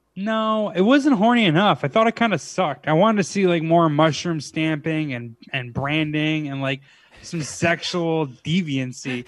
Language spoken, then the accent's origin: English; Clifton Park, New York, United States; also born or lived in Schenectady, New York; my hometown